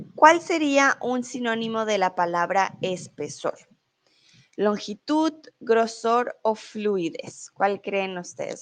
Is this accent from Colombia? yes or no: yes; Colombia; now in Mexico; soy de Colombia, ah, pero en estos momentos estoy en México